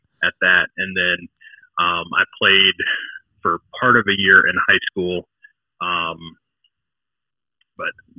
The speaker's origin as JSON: {"language": "English", "town": "King George", "region": "Virginia", "country": "United States", "tie": "born or raised there", "also_born_or_lived": "Fredericksburg, Virginia", "said": "I was born in Fredericksburg. I grew up in King George, which is about half an hour east of Fredericksburg"}